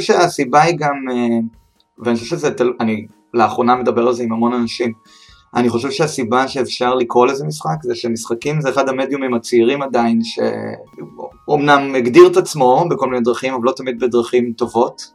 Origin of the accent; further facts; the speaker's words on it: Beersheba, Southern District, Israel; אני מבאר שבע, במקור